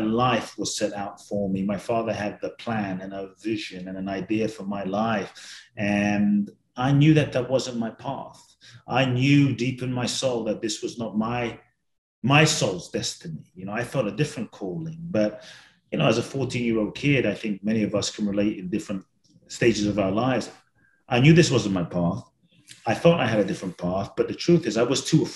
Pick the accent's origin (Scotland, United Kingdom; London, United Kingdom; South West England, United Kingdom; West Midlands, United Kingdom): London, United Kingdom; growing up in London